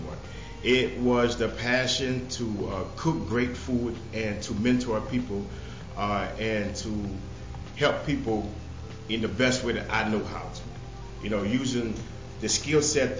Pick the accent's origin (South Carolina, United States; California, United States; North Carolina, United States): South Carolina, United States; the Sea Islands of; moved away as an adult; now in Minneapolis, United States; I'm originally from South Carolina, the Low Country, the Sea Islands of South Carolina. And I've been here in Minnesota for like 11 years.